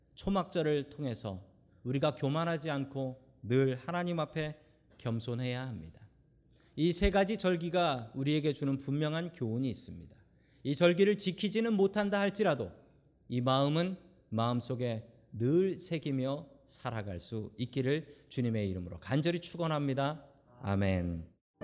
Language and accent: Korean; South Korea; now in United States; 한국에서 태어난 우리들이 미국 가서 살고 있는 게